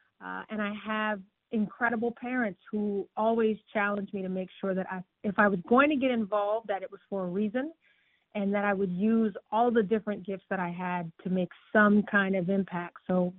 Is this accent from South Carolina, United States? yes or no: yes; Charleston, South Carolina, United States; now in Houston, United States; I'm originally from Charleston, South Carolina.